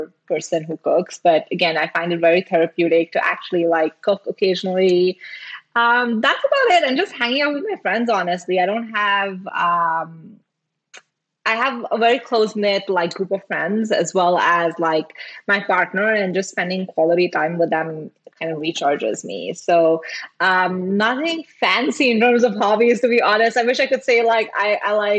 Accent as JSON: {"language": "English", "country": "India", "tie": "born or raised there", "also_born_or_lived": "Singapore", "moved": "as an adult", "lives_now": "United States", "said": "I grew up in India. I lived in Singapore for like 7 years before moving to the US."}